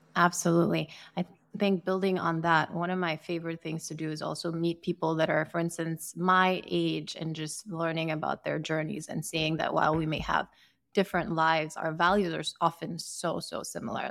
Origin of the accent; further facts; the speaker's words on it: Sierra Leone; moved away as an adult; now in United States; I am from West Africa. I grew up in Sierra Leone, and I moved to the U S for university